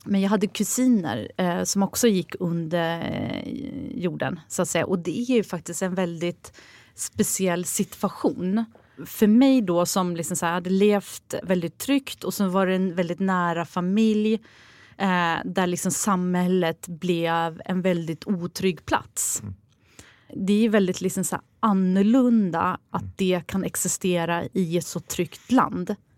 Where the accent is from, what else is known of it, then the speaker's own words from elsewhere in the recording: Sweden; jag är född här i Sverige